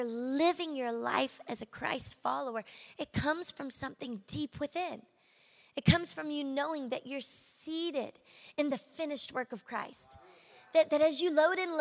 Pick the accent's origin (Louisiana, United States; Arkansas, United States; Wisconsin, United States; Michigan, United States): Louisiana, United States; Shreveport; accent: southern; moved away as an adult; now in Miami, United States; I'm from Shreveport, Louisiana. Can you tell at all? I've got this southern accent that doesn't seem to leave me, even though I've been in Miami for 13 years